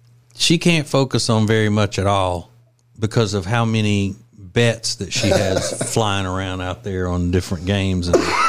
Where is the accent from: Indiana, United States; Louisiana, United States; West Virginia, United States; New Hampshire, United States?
Louisiana, United States; We're not from South Louisiana.